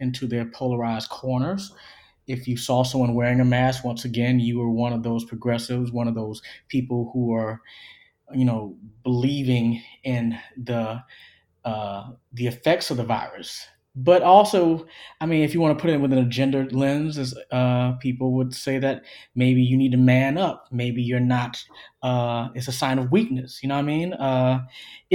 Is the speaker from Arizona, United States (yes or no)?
no; Orangeburg, South Carolina, United States; now in Athens, United States; I'm from Orangeburg, South Carolina